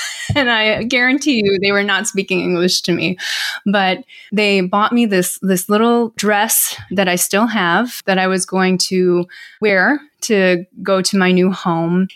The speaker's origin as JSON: {"language": "English", "town": "Milwaukee", "region": "Wisconsin", "country": "United States", "tie": "born or raised there", "also_born_or_lived": "Seoul, South Korea", "said": "from Milwaukee, Wisconsin, actually. I grew up in the Midwest."}